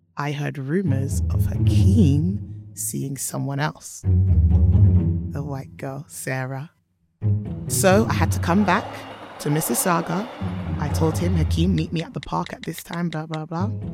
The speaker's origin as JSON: {"language": "English", "region": "London", "country": "United Kingdom", "tie": "born or raised there", "also_born_or_lived": "Edgware", "said": "I was born in London. to Nigerian immigrant parents"}